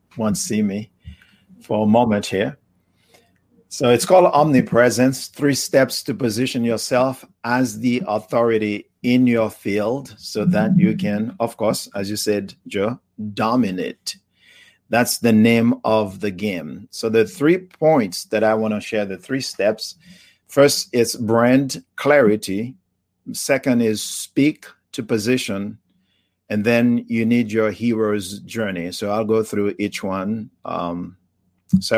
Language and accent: English; Haiti; English is a second language; also born or lived in Miami / Atlanta, Georgia; now in United States; the journey just started in the village in Haiti, poverty and diseases. And, you know, eventually I left Haiti, came to the United States.